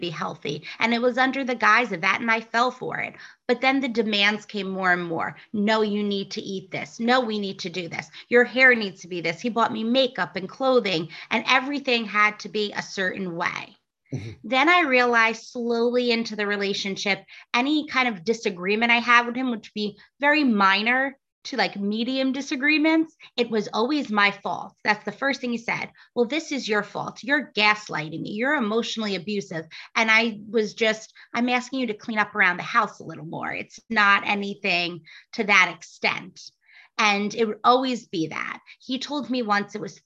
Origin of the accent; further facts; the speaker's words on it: New Jersey, United States; moved away as an adult; also born or lived in Boston; I'm originally from New Jersey, and then I went on to Boston to study psychology.